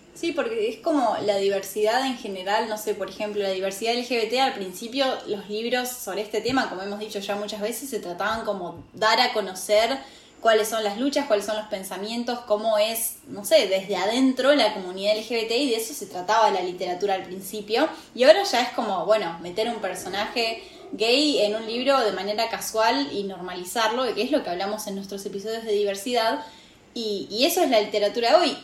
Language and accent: Spanish; Argentina; de donde vengo, la comunidad mapuche, que es una comunidad indígena de Argentina, está muy presente